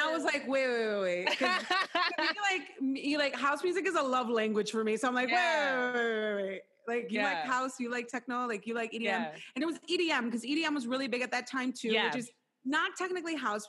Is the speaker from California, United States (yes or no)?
no; Chicago, Illinois, United States; the moment you tell people that you're from Chicago, they automatically give you the respect that you deserve as a Chicagoan, because they know that that's where house music began. So it's just really special to me. And I feel like I grew up on house, you know.